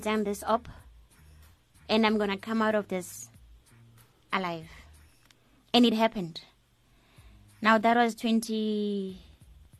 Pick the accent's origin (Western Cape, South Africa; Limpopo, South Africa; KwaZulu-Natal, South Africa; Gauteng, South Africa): Gauteng, South Africa; Soweto; I'm from Dobsonville, Soweto.